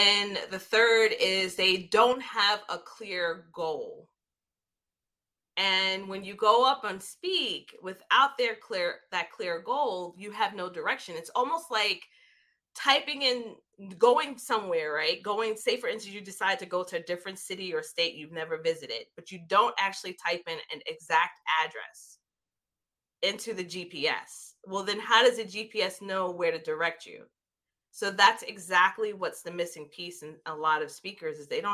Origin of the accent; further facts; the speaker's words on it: New York City, New York, United States; growing up in New York City, Jamaica, Queens